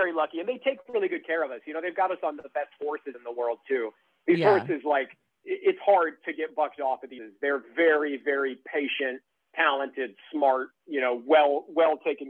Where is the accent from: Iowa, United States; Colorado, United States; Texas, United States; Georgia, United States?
Iowa, United States; moved away as an adult; now in New York, United States; I'm from Iowa originally. I grew up in Iowa and lived in Iowa for 22 years before I moved to New York about 9 years ago.